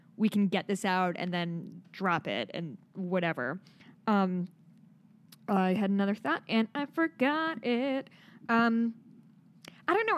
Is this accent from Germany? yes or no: no; Midwest, United States; accent: Midwest; my Midwest accent comes out really hard sometimes